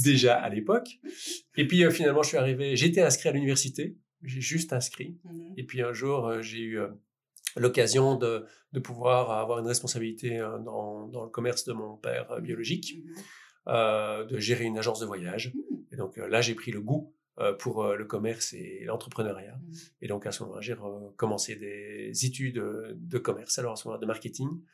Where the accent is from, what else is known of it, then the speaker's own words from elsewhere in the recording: Liège, Wallonia, Belgium; je venais de Liège, donc un euh, bon liégeois ne sait évidemment pas euh, parler néerlandais